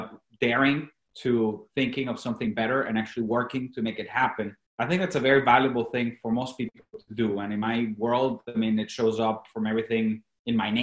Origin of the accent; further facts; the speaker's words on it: Venezuela; first language Spanish; English is a second language; moved away; I was born and raised in Venezuela, obviously Latin America. I was raised in Spanish. That was my native tongue.